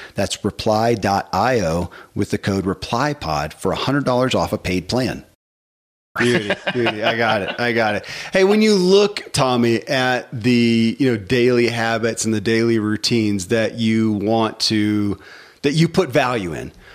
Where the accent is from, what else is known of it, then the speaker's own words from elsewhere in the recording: the Bible Belt, United States; I grew up in the Bible Belt and Christianity